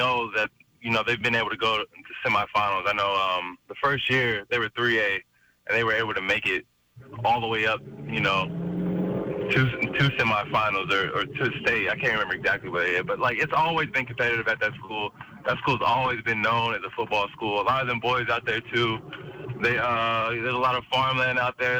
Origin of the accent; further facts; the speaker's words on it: Washington, United States; my home state.